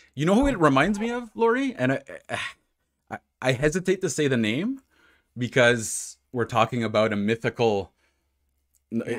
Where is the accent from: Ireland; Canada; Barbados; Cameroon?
Canada; Ottawa, Ontario; moved away; I'm from Ottawa, so uh, which is obviously in Ontario